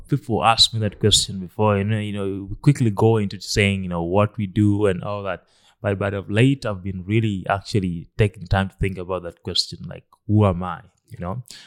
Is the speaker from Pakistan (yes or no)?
no; Lira, Northern Region, Uganda; was born in, in Uganda. I grew up here in Lera, in, uh, the northern part of Uganda.